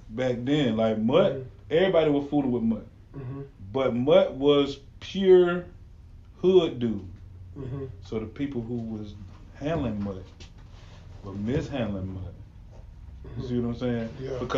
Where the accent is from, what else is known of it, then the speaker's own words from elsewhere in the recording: Florida, United States; I'm from Florida